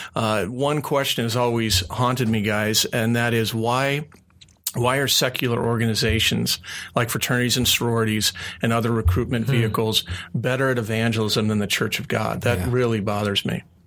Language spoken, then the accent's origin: English; Phoenix, Arizona, United States; moved away as an adult; also born or lived in Tucson, Arizona; I grew up here in the Valley